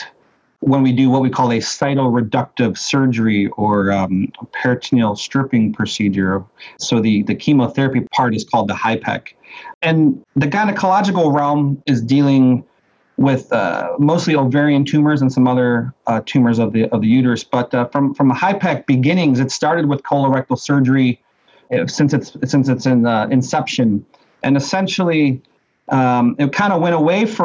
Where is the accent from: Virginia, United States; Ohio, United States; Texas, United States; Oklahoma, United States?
Ohio, United States; Cleveland; I'm actually born and raised in Cleveland, Ohio